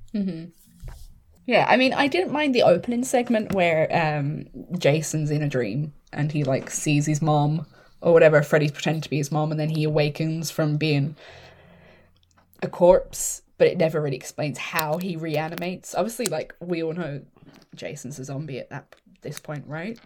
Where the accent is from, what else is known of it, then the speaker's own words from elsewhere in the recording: Ireland; growing up in Catholic Ireland